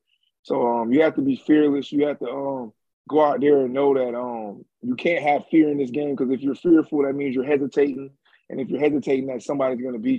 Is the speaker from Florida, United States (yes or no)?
yes; Jacksonville, Florida, United States; also born or lived in Orlando; I'm from Jacksonville